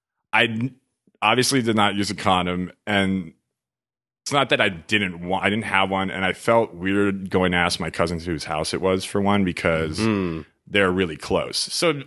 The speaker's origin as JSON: {"language": "English", "town": "Los Angeles", "region": "California", "country": "United States", "said": "I'm from LA."}